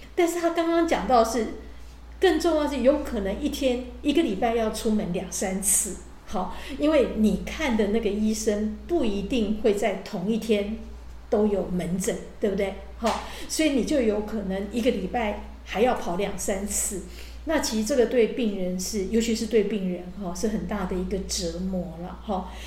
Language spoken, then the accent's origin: Chinese; Taiwan; 我们台湾人